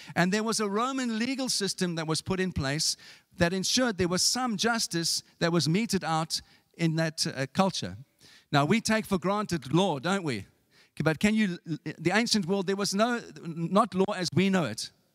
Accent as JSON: {"language": "English", "country": "South Africa", "tie": "born or raised there", "moved": "yes", "said": "when I was growing up in South Africa"}